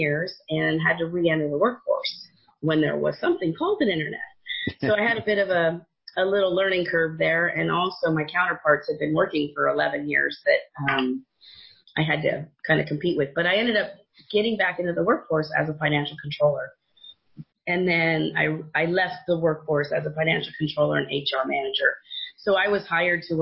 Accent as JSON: {"language": "English", "area": "Silicon Valley", "region": "California", "country": "United States", "tie": "born or raised there", "said": "I grew up in Silicon Valley"}